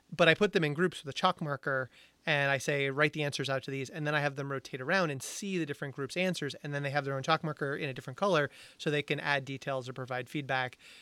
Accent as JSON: {"language": "English", "town": "Amherst", "region": "Massachusetts", "country": "United States", "tie": "born or raised there", "said": "UMass Amherst, which I'm an alumni, alumni of, which is, people say is in the middle of nowhere, which I take a little personally 'cause it was my hometown"}